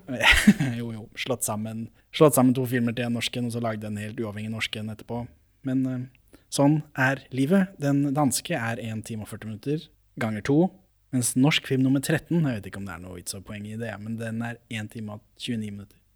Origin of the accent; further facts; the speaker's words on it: Norway; for meg som nordmann